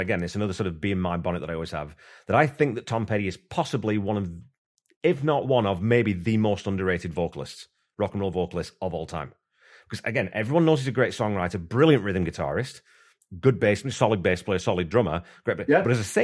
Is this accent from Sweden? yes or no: no; England, United Kingdom; I'm English